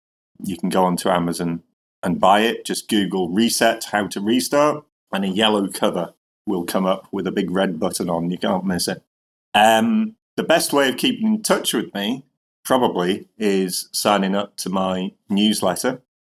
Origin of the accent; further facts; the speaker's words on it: Northern England, United Kingdom; he was under the misapprehension, obviously, quite logically, that I was Scottish, even though I'm Northern English.